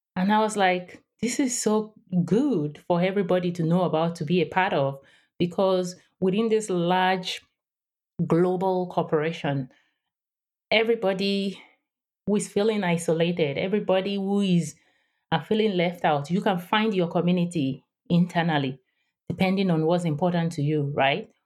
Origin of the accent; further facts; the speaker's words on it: Nigeria; English is a second language; moved away as an adult; also born or lived in Houston, United States; now in San Diego, United States; I am based in San Diego, California, but I grew up in Nigeria. West Africa, and I spent the first twenty-six years of my life there.